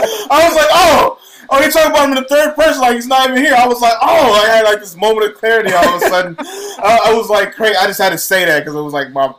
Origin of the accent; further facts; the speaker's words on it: Bay Area, California, United States; I'm from the Bay Area, yes. I'm from the Bay Area.